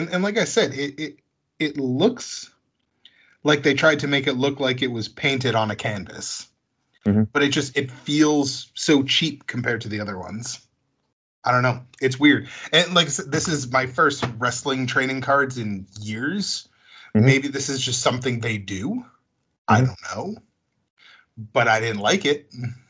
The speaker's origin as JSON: {"language": "English", "region": "New England", "country": "United States", "said": "I'm from New England. I'm sorry, I don't drink either. I drink Moxie."}